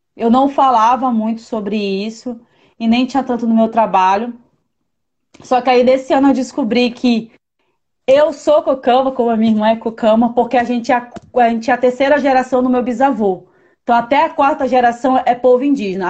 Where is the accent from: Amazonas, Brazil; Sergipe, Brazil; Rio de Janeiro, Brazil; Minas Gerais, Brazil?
Amazonas, Brazil; Manaus; moved away as an adult; also born or lived in São Paulo / Bahia; Eu moro fora, eu sou amazonense, a minha família é toda de lá e eu moro fora de Manaus desde 2010